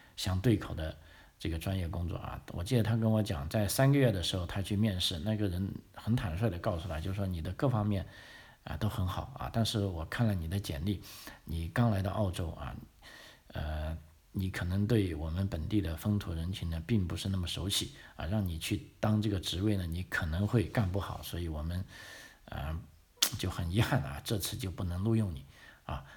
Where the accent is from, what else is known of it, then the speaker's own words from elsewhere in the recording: China; moved away as an adult; now in Australia; 我们中国人